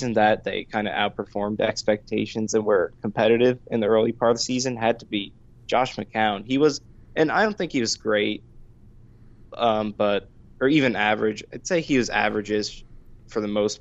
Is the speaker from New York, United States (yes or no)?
yes; Yonkers, New York, United States; now in North Carolina, United States; I was born in Yonkers, New York, which is just outside the city, and I grew up there, and right now I live in North Carolina